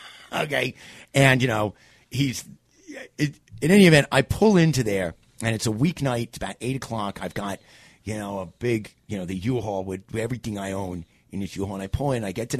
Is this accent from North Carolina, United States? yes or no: no; New York City, New York, United States; moved away as an adult; also born or lived in Phoenix, Arizona / Greenville, South Carolina; I grew up in New York City.